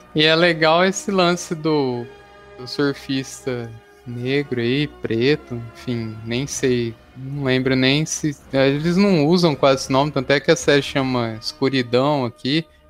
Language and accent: Portuguese; Araraquara, São Paulo, Brazil; lá em Araraquara, onde a gente morava, né, na minha cidade natal